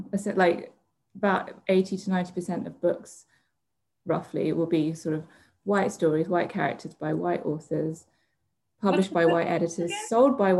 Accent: London, United Kingdom; I never felt like I belonged, like growing up in London

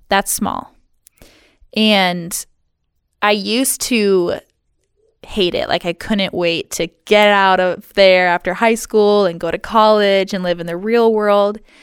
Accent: Hart, Michigan, United States; also born or lived in Seattle; now in Ludington, United States; my hometown of good old Hart, Michigan

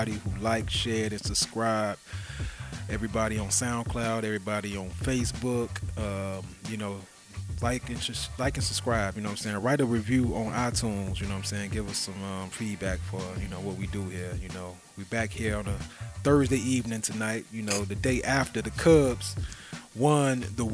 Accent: Chicago, Illinois, United States; I'm a Chicagoan

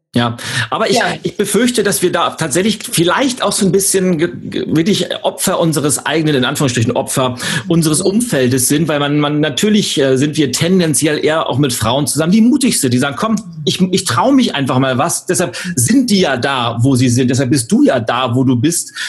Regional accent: Berlin, Germany; wir, Berlin, wir Berliner

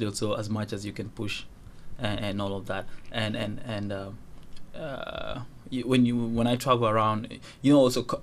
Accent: Uganda; first language Dinka; English is a second language; moved away; also born or lived in Kenya / Juba, South Sudan; I would say I grew up most of my life in Uganda, because I did about 16 years in Uganda.

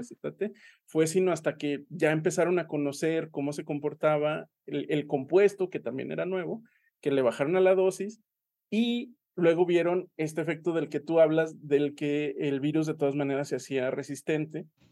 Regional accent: Aguascalientes, Mexico; now in Saltillo, Mexico; yo soy de Aguascalientes y en Aguascalientes somos muy persinados

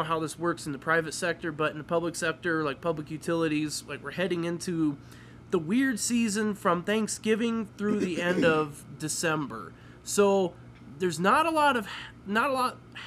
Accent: Midwest, United States; now in Colorado, United States; I grew up in the Midwest

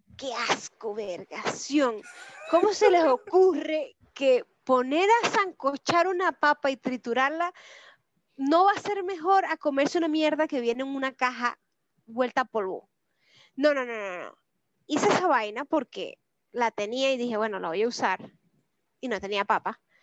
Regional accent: Venezuela; moved away as an adult; now in Santiago, Chile; nosotros los venezolanos

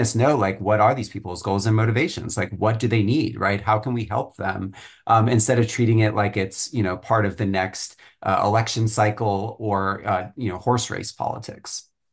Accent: Flower Mound, Texas, United States; moved away; I grew up in in Flower Mound, Texas, which is north of Dallas

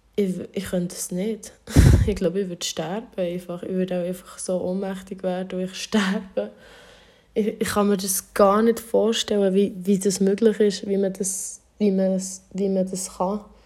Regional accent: Thun, Bern, Switzerland; ich bin in Thun aufgewachsen

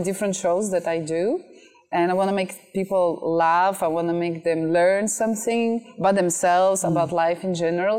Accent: France; moved away as an adult; also born or lived in Russia / China; now in Vietnam; I was born in Russia and I grew up in France

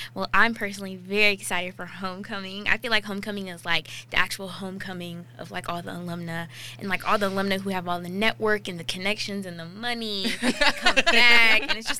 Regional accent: Ghana; now in Alexandria, United States; I'm a junior political science major on the pre-law track, and I am originally from Ghana, but I currently reside in Alexandria, Virginia.

